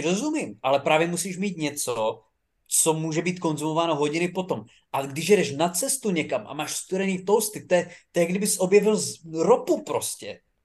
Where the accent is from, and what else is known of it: Czechia